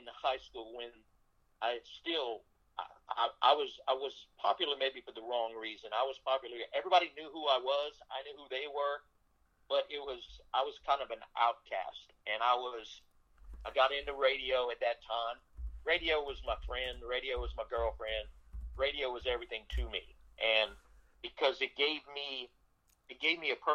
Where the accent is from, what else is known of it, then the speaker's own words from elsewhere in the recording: South Louisiana, United States; I grew up in South Louisiana in a very, very humbled home